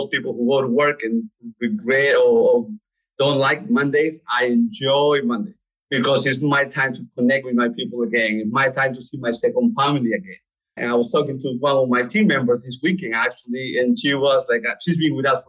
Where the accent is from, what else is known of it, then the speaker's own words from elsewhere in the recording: Lima, Peru; also born or lived in New York; now in Charlotte, United States; I was born in Peru, Lima, Peru.